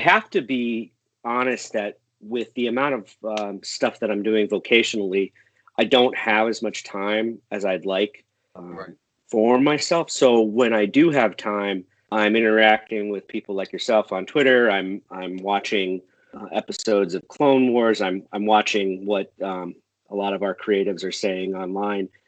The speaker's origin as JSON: {"language": "English", "town": "Enfield", "region": "Connecticut", "country": "United States", "tie": "born or raised there", "also_born_or_lived": "Boston, Massachusetts", "moved": "as an adult"}